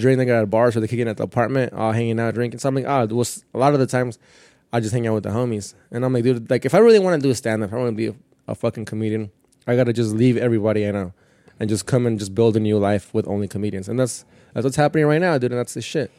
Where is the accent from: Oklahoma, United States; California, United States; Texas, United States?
California, United States; Perris; first language Spanish; English is a second language; moved away as an adult; also born or lived in Mexico; now in Queens, New York, United States; I'm from Paris, from Paris, California, which is like, probably like almost two hours from Mexico